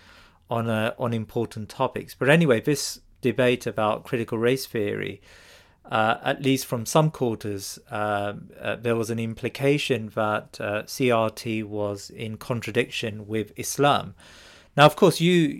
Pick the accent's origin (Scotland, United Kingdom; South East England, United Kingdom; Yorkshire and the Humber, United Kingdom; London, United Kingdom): London, United Kingdom; I grew up in London